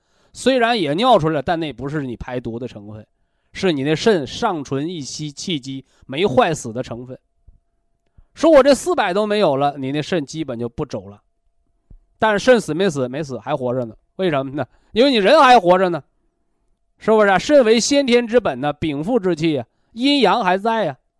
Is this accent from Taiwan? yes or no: no; China; 我们中国人讲叫“毛事在人，成事在天”嘛